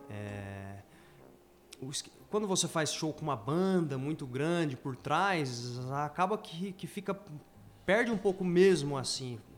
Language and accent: Portuguese; Dourados, Mato Grosso do Sul, Brazil; also born or lived in Paraná; eu vim do Paraná, onde eu morei 10 anos lá, e daí voltei para Dourados. É, sempre tive ideia de voltar para Dourados, então vim, vim contente de estar tá voltando.